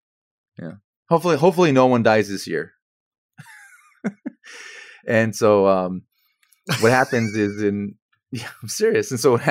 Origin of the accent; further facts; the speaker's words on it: United States; But what's interesting, though, is like if I go to Europe, I'm definitely an American. Absolutely 100% American.